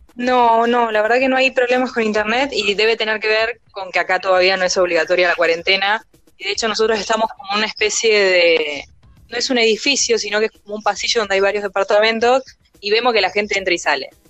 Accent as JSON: {"language": "Spanish", "country": "Argentina"}